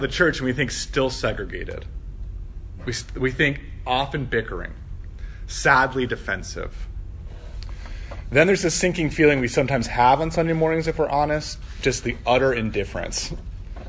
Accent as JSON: {"language": "English", "region": "Midwest", "country": "United States", "accent": "Midwestern", "said": "That was my Midwestern accent, Hosier."}